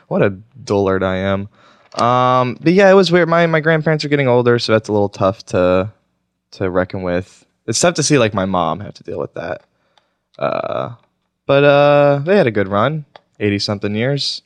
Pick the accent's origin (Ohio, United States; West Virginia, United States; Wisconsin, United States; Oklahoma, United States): Oklahoma, United States; moved away; also born or lived in Washington, D.C.; I grew up in Oklahoma